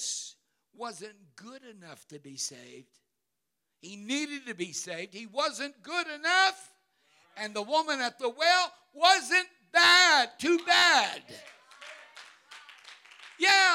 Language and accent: English; Cincinnati, Ohio, United States; In that little storefront church that I was raised in Cincinnati